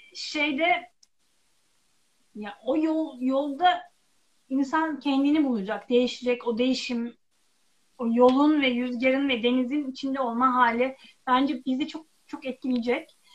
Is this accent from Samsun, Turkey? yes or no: yes; Çarşamba, Samsun, Turkey; moved away; Ben Karadenizliyim, Samsun Çarşambalıyım.